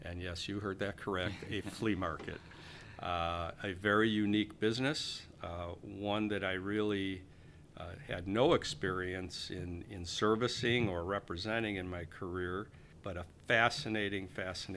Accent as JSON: {"language": "English", "town": "Chicago", "region": "Illinois", "country": "United States", "tie": "born or raised there", "said": "I was born and raised in Chicago, and it's my hometown"}